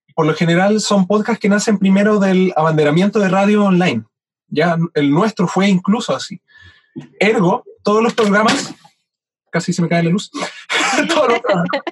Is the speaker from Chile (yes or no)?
yes; Chile; now in Valdivia, Chile; yo, siendo chileno